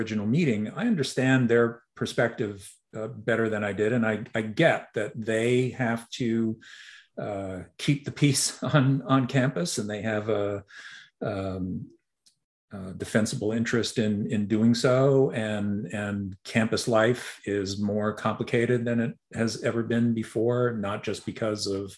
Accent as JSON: {"language": "English", "town": "Montreal", "region": "Quebec", "country": "Canada", "tie": "born or raised there", "moved": "yes", "said": "I grew up in Montreal"}